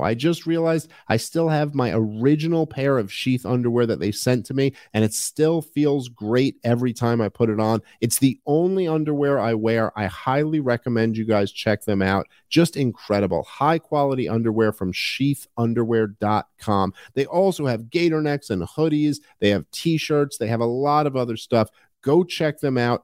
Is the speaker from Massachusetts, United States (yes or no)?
no; New York City, New York, United States; moved away as an adult; also born or lived in Upper West Side, Manhattan; I'm from New York City and I, I grew up in uh, Brooklyn